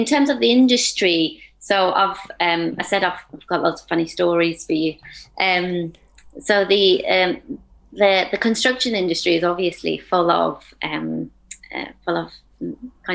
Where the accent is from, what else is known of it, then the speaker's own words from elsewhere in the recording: United Kingdom; also born or lived in Afghanistan; I moved to the UK, and so I've been brought up in the UK